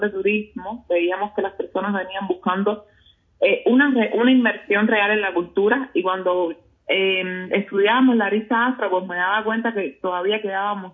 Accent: Guanajuato, Mexico; yo soy de Guanajuato y en Guanajuato la cultura afro fundamentalmente las religiones es algo que está muy arraigado, entonces formaba parte de mi día a día.

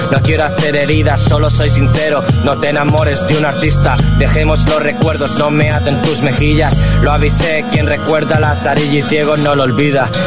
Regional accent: Castelldefels, Catalonia, Spain; soy de Castelldefels de toda la vida. Eh, bueno, también me muevo por Barcelona eh, desde hace, bueno, alrededor de, bueno, toda la vida que llevo aquí, ¿no?

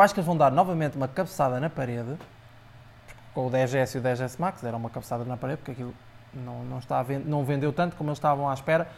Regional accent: Aveiro District, Portugal; Eu sou de Oliveira das Mães, mais propriamente distrito de, de Aveiro

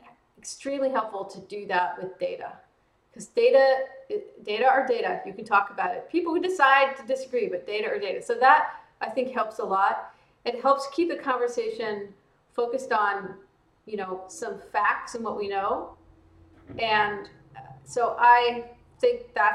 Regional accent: small towns in Texas and Louisiana, the South, United States; I grew up in the South in, small towns in Texas and Louisiana

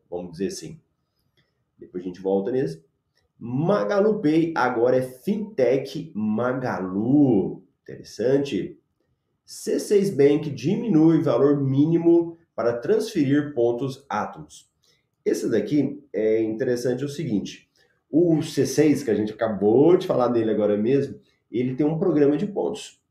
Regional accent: Goiás, Brazil; now in Cuiabá, Brazil; eu sou goiano

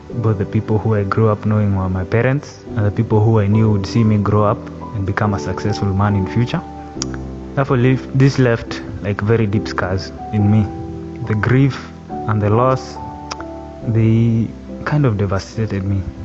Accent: Nakuru County, Kenya; also born or lived in Membli, near Ruiru; now in Ruiru, Kenya; I was born and raised in Nakuru County. That's where I grew up

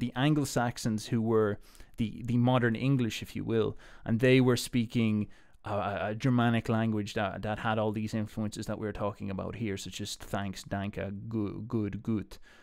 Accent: Ireland; being Irish

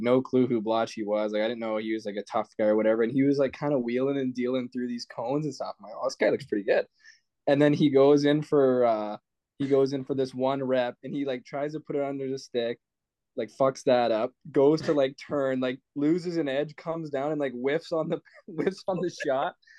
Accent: Canada; I'm Canadian.

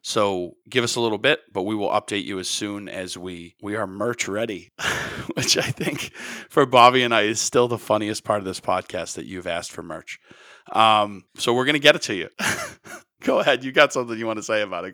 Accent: United States; as an American

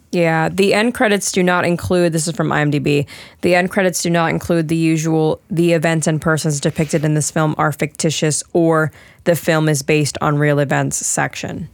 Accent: Maryland, United States; I was born in Maryland, so I am a U S citizen

